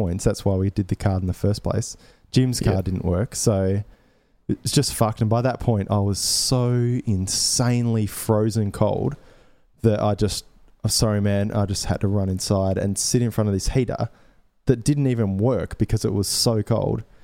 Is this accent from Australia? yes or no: yes; Australia; being really Australian